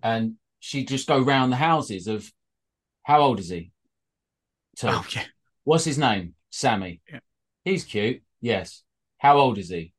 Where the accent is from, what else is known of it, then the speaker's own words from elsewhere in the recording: Welsh, Wales, United Kingdom; we're Welsh